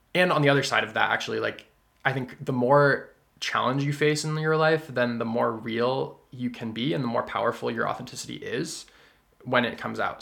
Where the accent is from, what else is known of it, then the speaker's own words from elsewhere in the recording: the Berkshires, Massachusetts, United States; growing up in the Berkshires, being 75% white, partially Asian